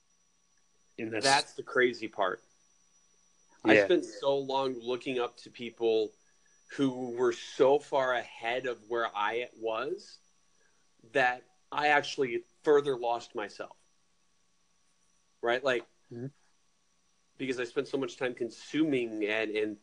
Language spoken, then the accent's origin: English; Rockford, Illinois, United States; I'm from Rockford, Illinois